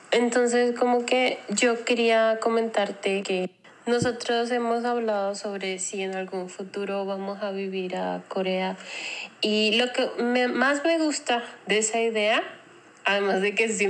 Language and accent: Spanish; Venezuela; now in United States; yo ahorita estoy viviendo en Estados Unidos, soy venezolana y aunque soy venezolana y podría vivir en mi país, ah, me siento como que no pertenezco allá.